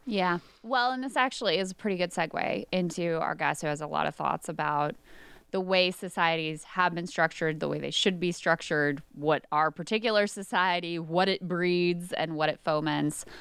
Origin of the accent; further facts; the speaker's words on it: King George, Virginia, United States; I live in the town that I grew up in, King George, where I grew up, high school, all that stuff